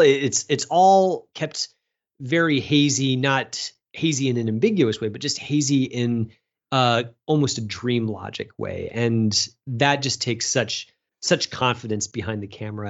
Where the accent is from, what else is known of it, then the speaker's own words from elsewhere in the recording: Chicago, Illinois, United States; as a Chicagoan